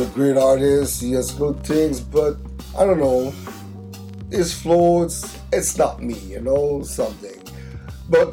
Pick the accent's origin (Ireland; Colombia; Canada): Canada; Montreal, Quebec; from our hometown of Montreal, where we're in Canada, if you don't know, next to Toronto. We're from Quebec